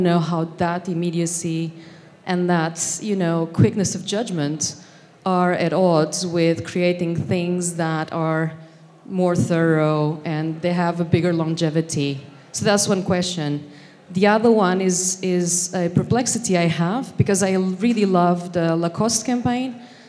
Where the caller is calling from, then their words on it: Tokyo, Japan; I'm coming from Tokyo, land of good design.